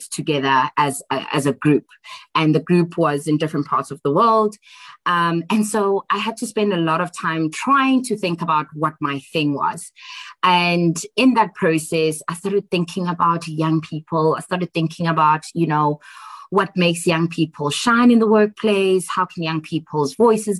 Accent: Johannesburg, Gauteng, South Africa; also born or lived in Tembisa / Eastern Cape; mostly grew up in Alexandra Township most of my life until I was about 18 years old

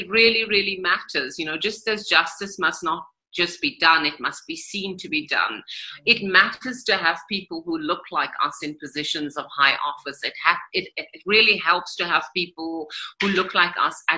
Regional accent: South Africa; as a South African

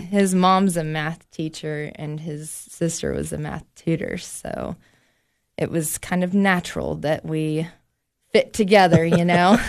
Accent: Knoxville, Tennessee, United States; moved away as an adult; now in Cookeville, United States; I'm from Knoxville

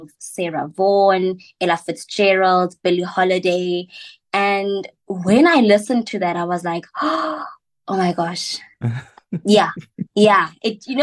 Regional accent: West Rand, Gauteng, South Africa; also born or lived in Johannesburg; now in Cape Town, South Africa; I'm from the West Rand and I'm currently based in Cape Town.

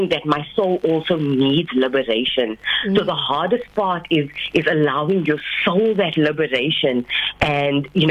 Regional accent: George, Western Cape, South Africa; I'm officially the first Indian female Muslim author from my hometown, George

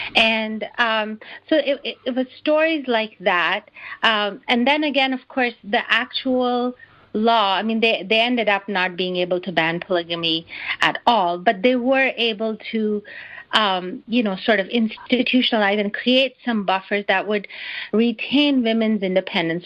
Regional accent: Karachi, Sindh, Pakistan; a young Pakistani girl growing up in Karachi

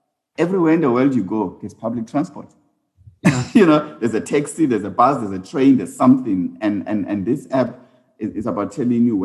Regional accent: South Africa; also born or lived in Uganda; as South African firms going into the continent

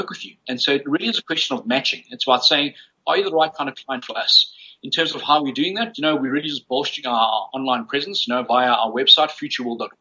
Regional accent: South Africa; growing up as a South African Chinese in South Africa during the apartheid days

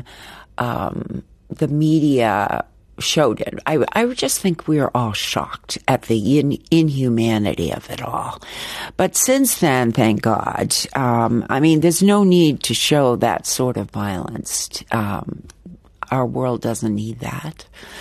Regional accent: United States

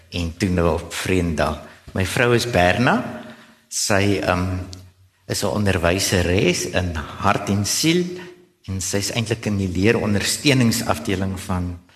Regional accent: Gauteng, South Africa; now in Stellenbosch, South Africa; So in my hart is ek eintlik 'n Bolander alhoewel ek self in die Transvaal in Gauteng groot geword het.

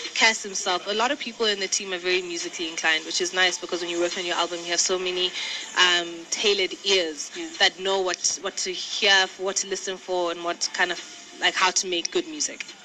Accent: South Africa; I'm South African as in like I'm born and bred there.

